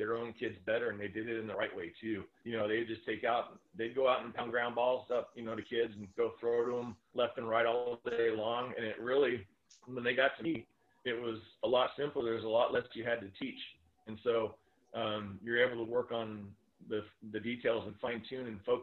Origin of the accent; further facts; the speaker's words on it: Sanger, California, United States; I grew up small town in Sanger